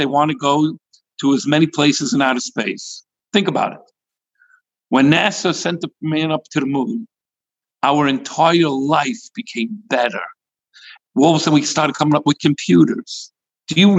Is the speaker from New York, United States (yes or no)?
yes; New York City, New York, United States; now in California, United States; I come from Brooklyn